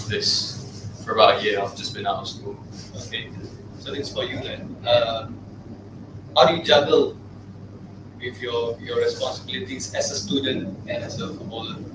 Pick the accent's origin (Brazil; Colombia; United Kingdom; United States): United Kingdom; now in Singapore; I'm not actually Singaporean. Mm. I'm a British foreigner here.